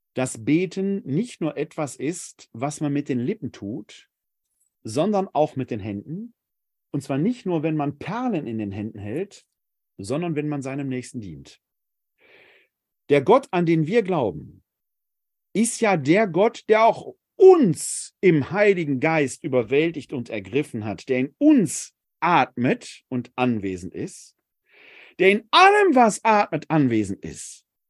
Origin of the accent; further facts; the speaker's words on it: Essen, North Rhine-Westphalia, Germany; Essen, meine Heimatstadt